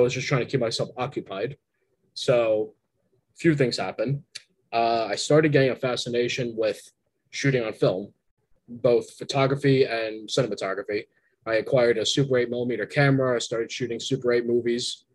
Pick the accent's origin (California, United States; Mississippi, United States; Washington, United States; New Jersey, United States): New Jersey, United States; moved away; my hometown in New Jersey